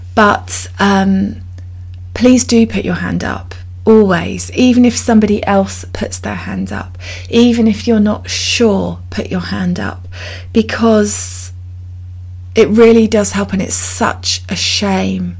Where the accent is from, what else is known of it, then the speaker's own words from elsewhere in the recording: United Kingdom; I'm so British